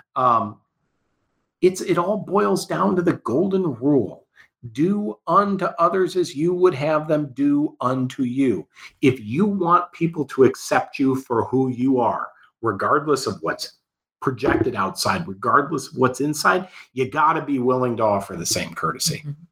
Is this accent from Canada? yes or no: no; United States; I'm an American